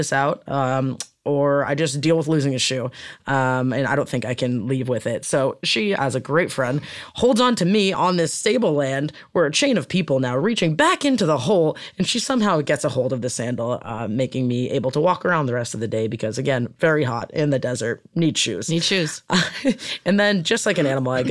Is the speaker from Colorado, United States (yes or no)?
no; Boston, Massachusetts, United States; now in Southern California, United States; As a Bostonian